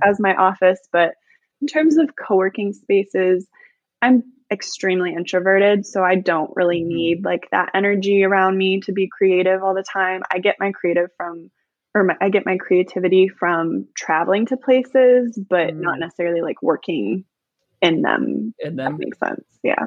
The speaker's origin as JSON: {"language": "English", "region": "Illinois", "country": "United States", "said": "I'm from Illinois"}